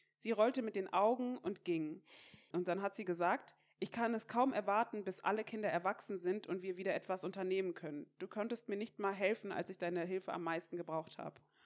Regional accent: Mainz, Rhineland-Palatinate, Germany; ich komme ja aus Mainz

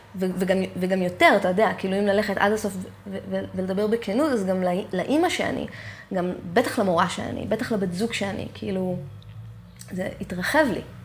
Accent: Eilat, Southern District, Israel; moved away as an adult; also born or lived in Jerusalem / Tel Aviv; כל חיי גדלתי כאילו באמת שם

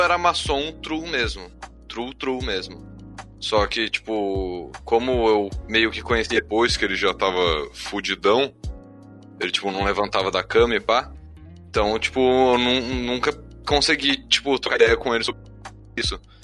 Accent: São Bernardo do Campo, São Paulo, Brazil; also born or lived in Taubaté; A gente é de São Bernardo do Campo. Eu, eu tava em Taubaté.

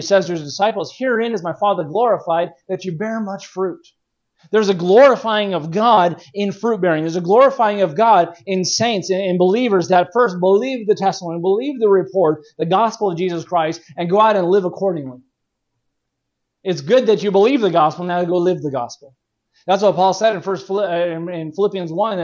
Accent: California, United States; growing up in California

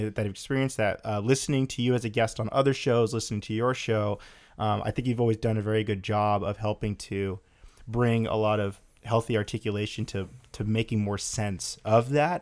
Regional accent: West Coast, United States; growing up on the West Coast

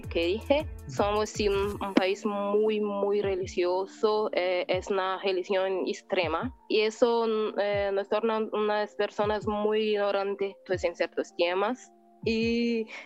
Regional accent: Brazil; yo realmente no soy una buena brasileña.

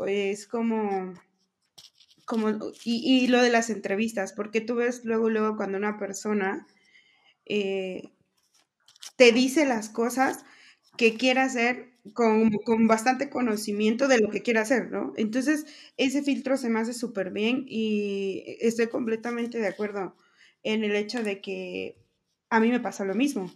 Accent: Veracruz, Mexico; yo también soy de Veracruz

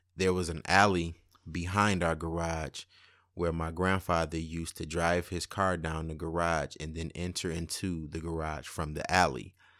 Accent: Highland Park, Michigan, United States; also born or lived in Detroit; I was born in Detroit, but my childhood years were spent in Highland Park, where my great-grandparents lived.

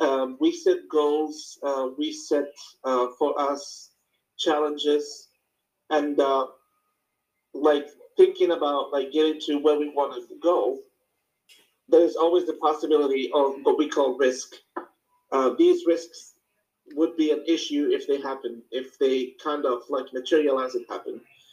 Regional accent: Morocco; English is a second language; now in United States; I moved to the United States back in 2014, summer 2014, and I came from Morocco. Like across the Atlantic Ocean, Northwest Africa, just in case.

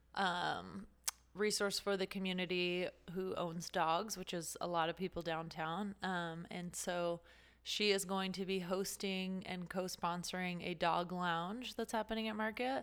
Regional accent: Las Vegas, Nevada, United States; moved away as an adult; also born or lived in California; I'm originally from Las Vegas

